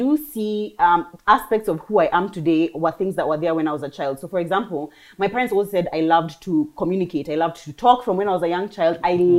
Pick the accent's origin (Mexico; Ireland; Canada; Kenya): Kenya; now in United Kingdom; So I grew up in Kenya through and through.